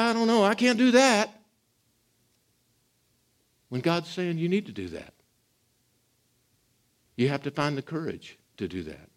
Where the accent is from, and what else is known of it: United States